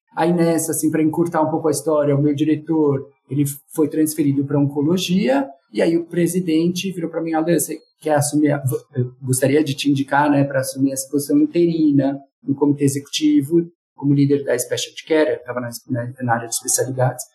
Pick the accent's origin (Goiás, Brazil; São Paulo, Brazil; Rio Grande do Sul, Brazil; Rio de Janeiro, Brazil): São Paulo, Brazil; eu sou aqui de São Paulo